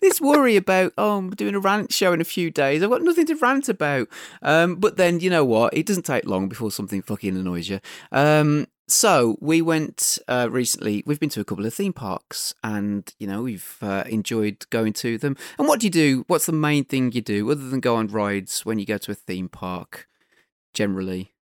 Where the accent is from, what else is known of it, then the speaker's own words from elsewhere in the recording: United Kingdom; we're British